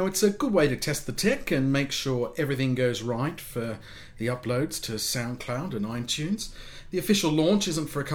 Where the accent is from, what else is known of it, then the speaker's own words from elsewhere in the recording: United Kingdom; me as a Brit